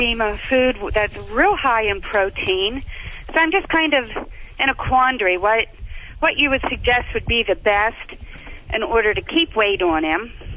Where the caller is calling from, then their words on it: Pennsylvania, United States; I'm calling from Pennsylvania.